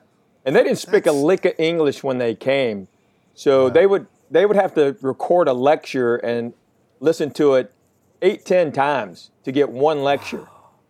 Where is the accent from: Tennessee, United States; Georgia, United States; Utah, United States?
Tennessee, United States; Knoxville; I was born and raised in Knoxville. So that's where I went to school.